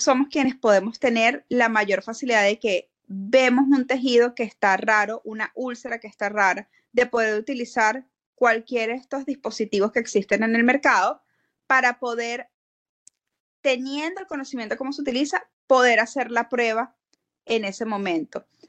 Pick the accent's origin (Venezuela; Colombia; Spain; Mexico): Venezuela; moved away as an adult; now in Florida, United States; yo soy odontólogo venezolana, yo emigré a Estados Unidos en el 2016